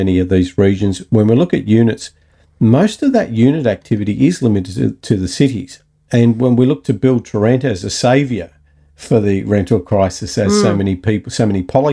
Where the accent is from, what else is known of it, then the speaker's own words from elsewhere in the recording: Newcastle, New South Wales, Australia; I come from Newcastle